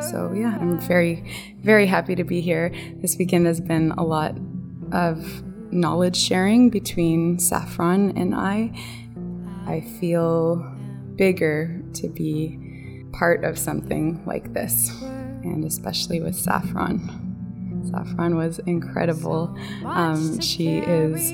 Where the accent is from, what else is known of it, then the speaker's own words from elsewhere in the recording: Canada; I am from Biktagon First Nation